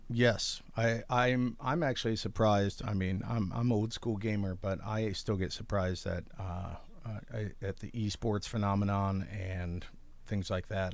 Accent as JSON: {"language": "English", "town": "Lakewood", "region": "Ohio", "country": "United States", "tie": "born or raised there", "moved": "as an adult", "lives_now": "Athens, United States", "said": "born and raised in Lakewood, Ohio"}